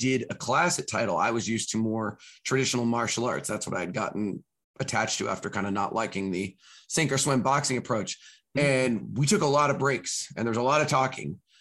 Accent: California, United States; moved away; I'm from California originally

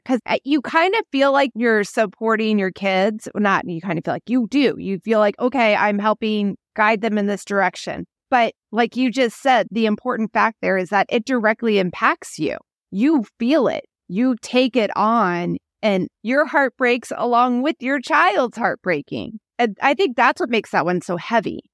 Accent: Midwest, United States; now in Phoenix, United States; When I grew up in the Midwest, you go to the school that you're in, that area, that's it.

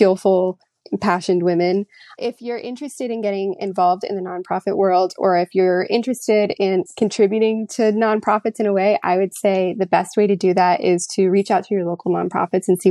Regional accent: Florida, United States; now in Virginia, United States; I currently live in Virginia, but I'm actually from Florida

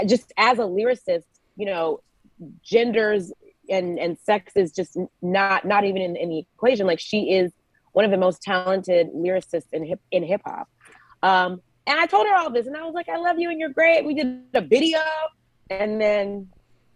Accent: Georgia, United States; moved away; So I'm originally a Georgia peach. I'm from Georgia.

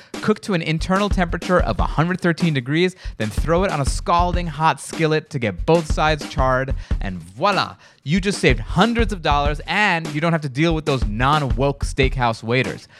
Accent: New York, United States; I'm from New York

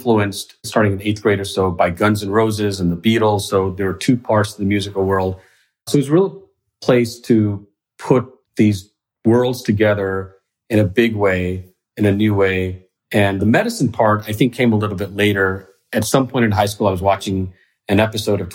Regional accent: Fort Worth, Texas, United States; also born or lived in Dahod, Gujarat, India / Mississippi; I spent from kindergarten to the end of high school in Fort Worth, Texas

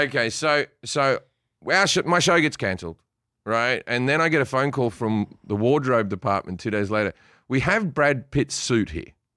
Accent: Sydney, New South Wales, Australia; moved away; I grew up in Sydney, one of the, one of the, uh, gayest cities on earth

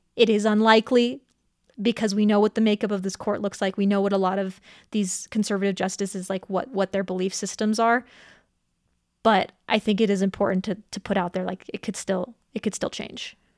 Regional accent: Colorado Springs, Colorado, United States; Colorado Springs is my hometown

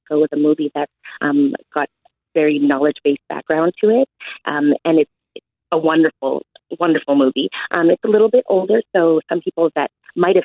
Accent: Winnipeg, Manitoba, Canada; I grew up here in Winnipeg, and I went through the public school system

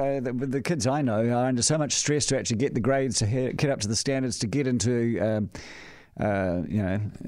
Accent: Auckland, New Zealand; "Oh, I'm from Auckland."

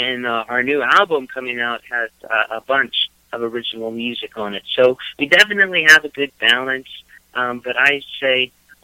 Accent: Texas, United States; now in Knoxville, United States; we grew up in Texas

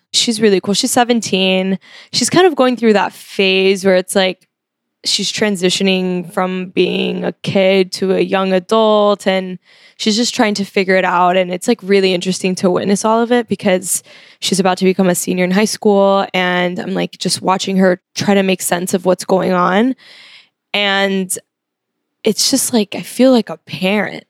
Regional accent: Miami, Florida, United States; now in New York, United States; I was born here and then I moved when I was five, so I was raised in Miami.

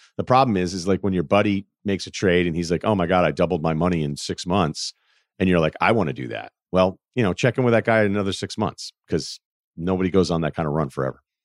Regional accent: Northeast, United States; I'm from the Northeast, and there weren't many ranchers coming out of Phillips Andover

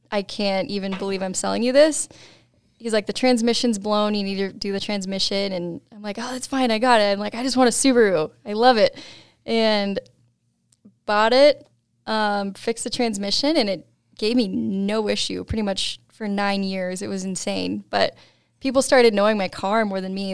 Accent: East Helena, Montana, United States; moved away; also born or lived in Colorado; I grew up in Montana.

